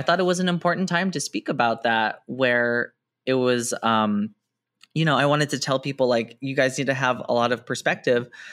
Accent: San Jose, California, United States; I grew up in San Jose

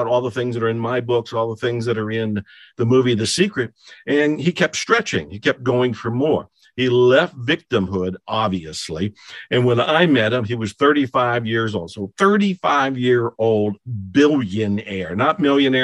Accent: Ohio, United States; moved away; I was born and raised in Ohio, and I left

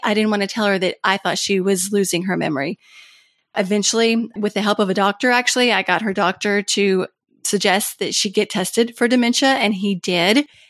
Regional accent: Kentucky, United States; moved away as an adult; also born or lived in Washington, D.C.; I had moved to my home state of Kentucky, actually across the street from my mom

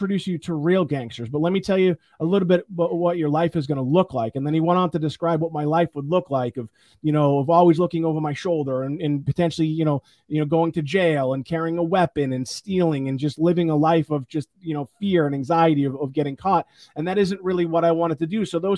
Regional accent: Chicago, Illinois, United States; Well, you know, imagine what it's like growing up in the South Side of Chicago. You know, I grew up really tough, like really tough.

